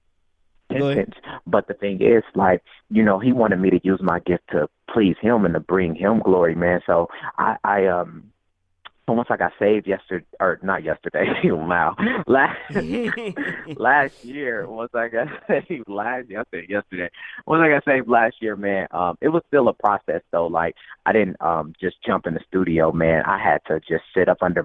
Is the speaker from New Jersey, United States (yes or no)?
no; Dayton, Ohio, United States; also born or lived in New York; I was born and raised in Dayton, Ohio